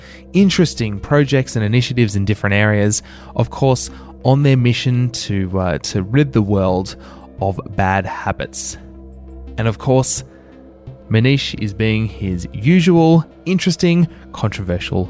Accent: Melbourne, Victoria, Australia; my hometown, Melbourne, Australia

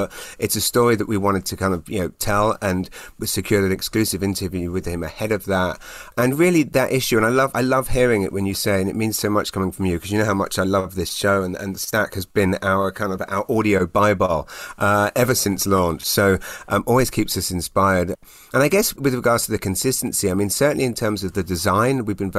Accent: United Kingdom; now in Canada; I still, when I'm introducing myself, hi, I'm British, and I'm like, oh, and Canadian.

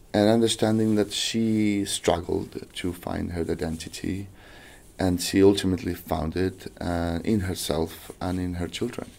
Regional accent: Chile; I'm from South America, from Chile

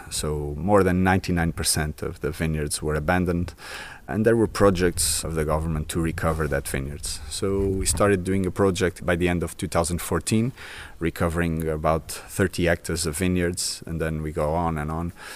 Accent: São Miguel Island, Azores, Portugal; I was born in San Miguel Island, not in Pico, where we are.

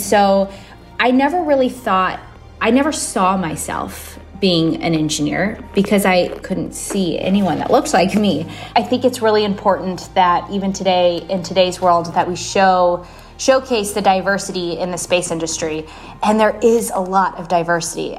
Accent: Fredericksburg, Texas, United States; Growing up in Fredericksburg, Texas

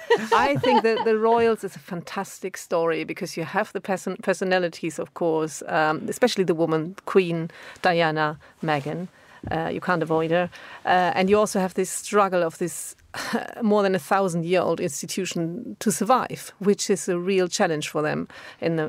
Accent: Düsseldorf, North Rhine-Westphalia, Germany; in Düsseldorf, interestingly, in my hometown

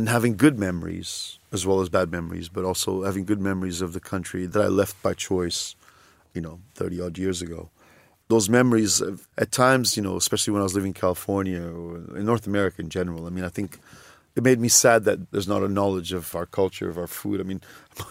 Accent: Lisbon, Portugal; I was born in Lisbon

